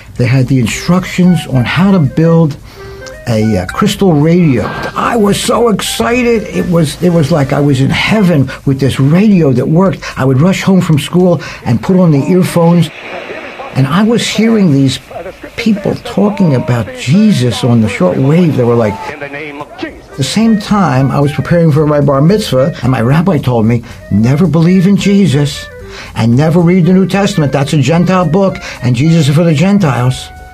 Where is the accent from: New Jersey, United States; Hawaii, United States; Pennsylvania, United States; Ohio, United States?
Pennsylvania, United States; Philadelphia; born or raised there